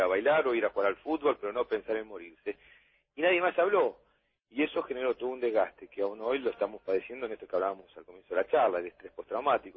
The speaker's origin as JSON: {"language": "Spanish", "country": "Argentina"}